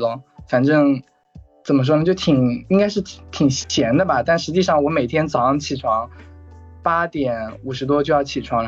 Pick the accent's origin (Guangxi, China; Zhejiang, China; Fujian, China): Zhejiang, China; 嗯，我是浙江人，然后工作的话目前是待业